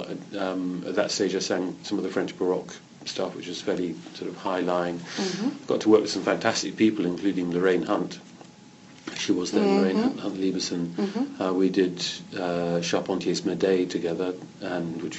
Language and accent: English; Canterbury, South East England, United Kingdom; also born or lived in London; I was born in London, but brought up in Canterbury, which is a little cathedral city in the southeast of England